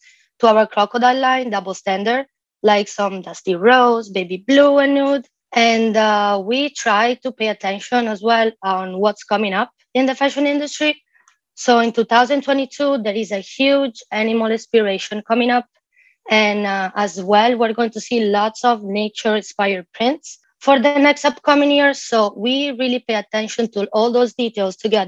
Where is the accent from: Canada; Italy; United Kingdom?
Italy; near Venice, Veneto; moved away as an adult; now in Miami, United States; born and raised near Venice